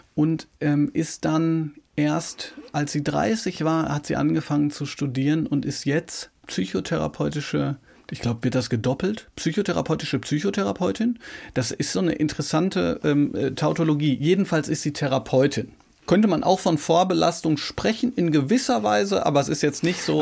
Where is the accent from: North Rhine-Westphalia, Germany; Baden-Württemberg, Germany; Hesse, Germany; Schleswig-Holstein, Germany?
North Rhine-Westphalia, Germany; Ruhr area; now in Baden, Germany; ich wohne ja im Badischen, ich komme aus dem Ruhrgebiet.